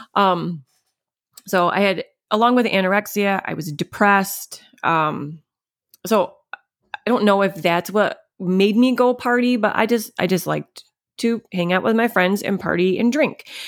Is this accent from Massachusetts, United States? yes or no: no; Munnsville, New York, United States; I grew up in Munsville, New York. Um, it's upstate New York